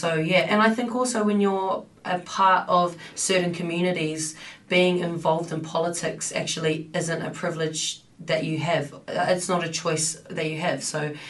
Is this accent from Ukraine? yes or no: no; Tokoroa, Waikato, New Zealand; also born or lived in Auckland / Paihia / Christchurch; And so I was born in Auckland. First few years spent in Paihia up north. Was brought up in Christchurch for about 8 years, and then I went through intermediate and high school in Tokoroa, which is a small town in the central North Island.